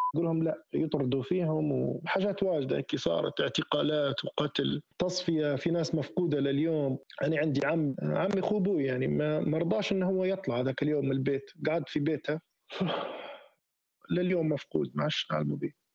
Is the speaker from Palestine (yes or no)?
no; Tawergha, Misrata District, Libya; moved away; also born or lived in Sirte; انا من تورغه ونسكن هنا في سرت